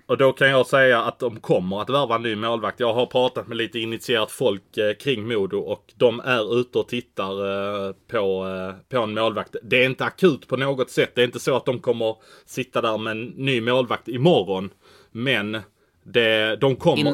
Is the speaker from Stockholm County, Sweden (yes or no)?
no; Malmö, Skåne, Sweden; jag är från Malmö